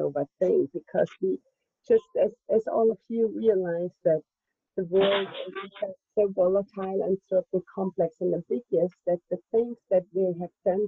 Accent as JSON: {"language": "English", "country": "Germany", "said": "I'm from Germany"}